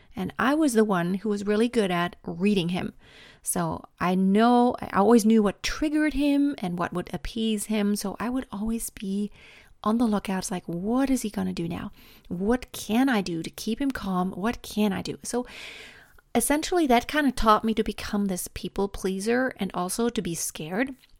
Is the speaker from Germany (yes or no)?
yes; Germany; I was born and raised in Germany